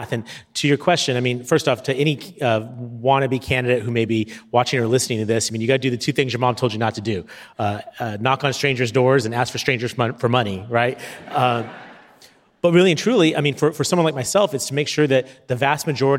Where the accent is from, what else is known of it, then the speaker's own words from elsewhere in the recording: San Diego, California, United States; my hometown